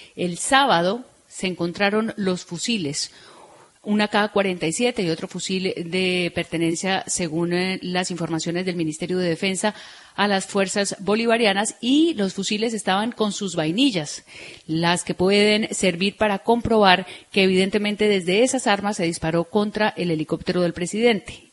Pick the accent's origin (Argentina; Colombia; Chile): Colombia; nosotros, que somos los colombianos